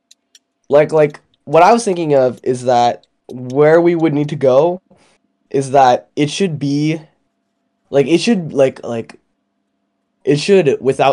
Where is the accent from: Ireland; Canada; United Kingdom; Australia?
Canada; we're Canadian